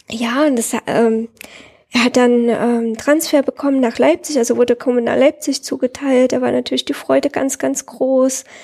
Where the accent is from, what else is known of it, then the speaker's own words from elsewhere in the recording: Herat, Afghanistan; Die kommen aus meiner Heimatstadt Herat